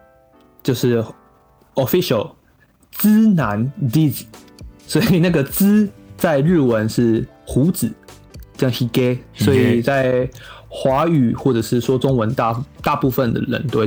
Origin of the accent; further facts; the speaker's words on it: Miaoli County, Taiwan; 我是苗栗人